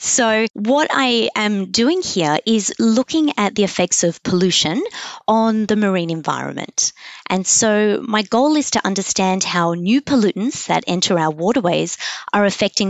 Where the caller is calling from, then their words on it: Sydney, New South Wales, Australia; I am calling from Sydney. I am sitting at the University of Technology Sydney Ultimo campus, and that's where I am calling from.